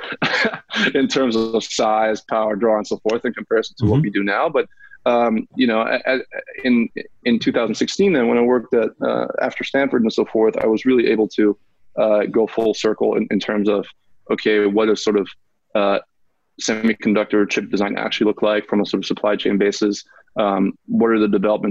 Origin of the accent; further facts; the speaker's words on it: Munich, Bavaria, Germany; moved away as an adult; now in United States; I was born and raised in Munich, Germany, and then came to the States for college